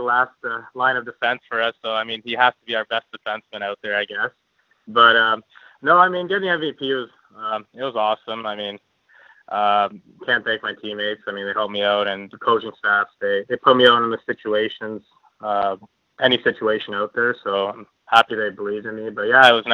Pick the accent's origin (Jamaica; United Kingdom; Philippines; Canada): Canada; Windsor, Ontario; moved away as an adult; I was playing in my hometown in Windsor, Ontario